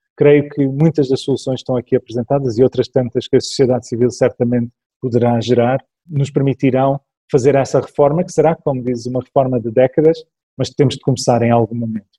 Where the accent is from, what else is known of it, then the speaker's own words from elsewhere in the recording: Toronto, Ontario, Canada; now in Portugal; eu cresci no Canadá, na cidade de Toronto, isso marcou muito a minha, minha infância